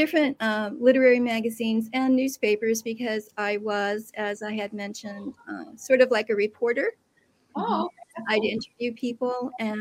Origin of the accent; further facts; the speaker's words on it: Midwest, United States; moved away as an adult; now in Pacific Northwest, United States; I grew up in the Midwest